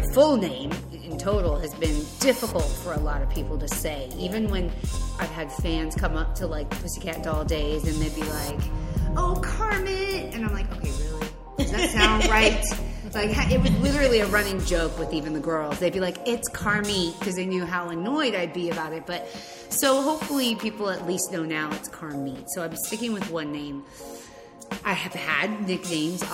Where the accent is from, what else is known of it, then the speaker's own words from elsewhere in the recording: Los Angeles, California, United States; Born and raised in Los Angeles, California.